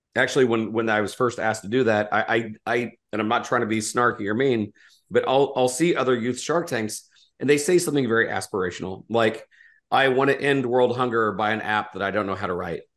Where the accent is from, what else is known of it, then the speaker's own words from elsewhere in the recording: Indiana, United States; I was from Indiana